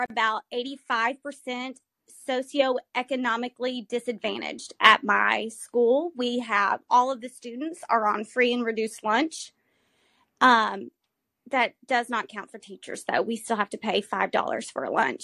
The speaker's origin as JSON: {"language": "English", "region": "Texas", "country": "United States", "tie": "born or raised there", "said": "I'm born and raised in Texas, very proud"}